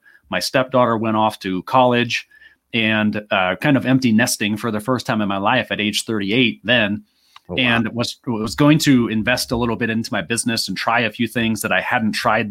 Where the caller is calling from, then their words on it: Phoenix, Arizona, United States; Well, this is because where I live in Phoenix, Arizona, we don't change time zones.